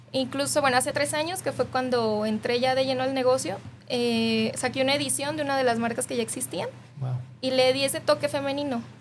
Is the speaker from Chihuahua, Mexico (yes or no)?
no; Tonaya, Jalisco, Mexico; yo soy originaria de Tonaya, Jalisco. Eh, para los que no conocen, está al sur del estado.